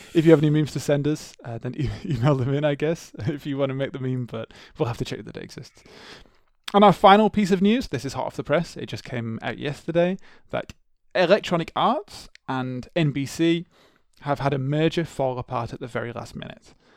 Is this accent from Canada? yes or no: no; England, United Kingdom; growing up in the English schooling system, we were not taught about the Troubles